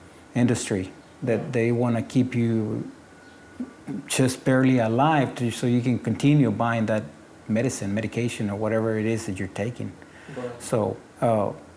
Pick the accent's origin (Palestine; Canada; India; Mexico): Mexico; English is a second language; moved away as an adult; now in United States; When I graduated from high school in Mexico, I came over here and they put me back on ninth grade